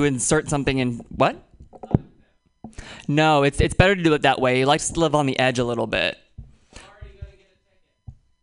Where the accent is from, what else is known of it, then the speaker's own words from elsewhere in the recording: Oakland, California, United States; I'm from Oakland